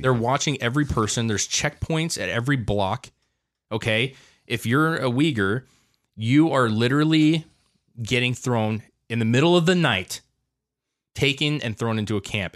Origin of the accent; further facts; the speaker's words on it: United States; as an American citizen